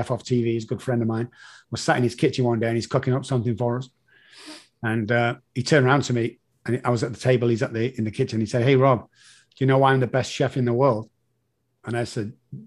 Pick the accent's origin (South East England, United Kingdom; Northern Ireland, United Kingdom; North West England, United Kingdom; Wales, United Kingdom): North West England, United Kingdom; Manchester; moved away; I'm the guy from Moss Side in Manchester.